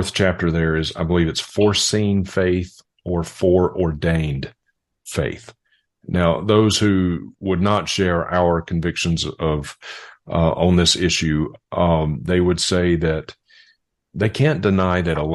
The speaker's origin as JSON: {"language": "English", "region": "Mississippi", "country": "United States", "tie": "born or raised there", "said": "I grew up in Mississippi, and election was just never spoken of when I was growing up in a Southern Baptist church"}